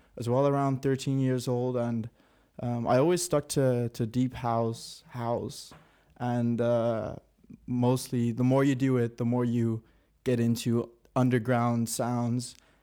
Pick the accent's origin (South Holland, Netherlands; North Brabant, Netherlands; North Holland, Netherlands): North Brabant, Netherlands; Helmond; moved away as an adult; now in Rotterdam, Netherlands; I'm a producer from originally Helmond, which is in the south of the Netherlands. And I've been living in Rotterdam now for about a year.